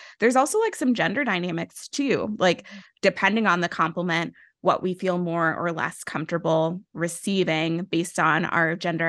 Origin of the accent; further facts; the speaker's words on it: Midwest, United States; I grew up like in the Midwest and in the church.